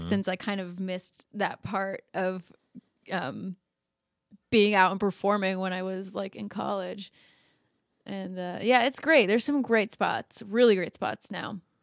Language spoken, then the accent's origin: English; Phoenix, Arizona, United States; now in Los Angeles, United States; I'm from Phoenix, Arizona. Like, I'm not from the South.